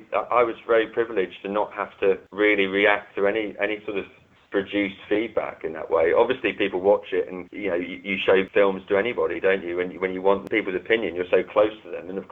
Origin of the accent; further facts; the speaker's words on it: London, United Kingdom; where I grew up in London